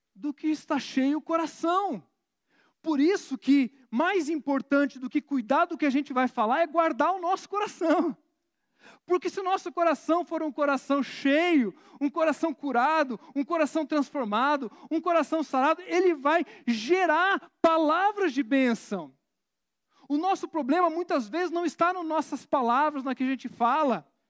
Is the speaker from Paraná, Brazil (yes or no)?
yes; Curitiba, Paraná, Brazil; curitibano, então, eu sou curitibano